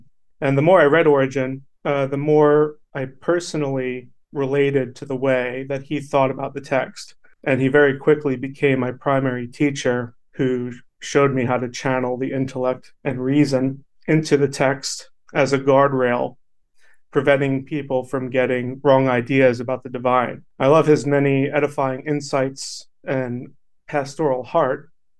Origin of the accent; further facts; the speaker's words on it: New York, United States; born there; I was born in New York and raised Christian from birth. And throughout my life, I personally experienced 10 different denominations throughout three different states